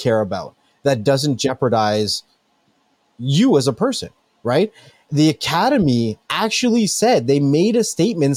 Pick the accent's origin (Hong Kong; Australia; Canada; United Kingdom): Canada; I'm really from Canada